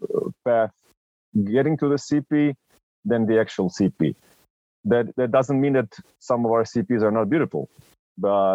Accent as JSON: {"language": "English", "country": "Croatia", "said": "I'm from Croatia"}